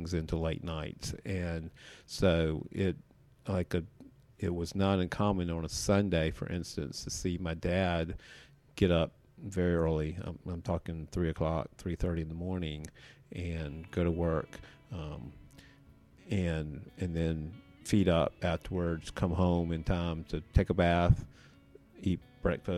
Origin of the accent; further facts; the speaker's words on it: Columbia, South Carolina, United States; also born or lived in York County, South Carolina; I grew up on a dairy farm outside of Columbia, South Carolina, between Columbia and Sumter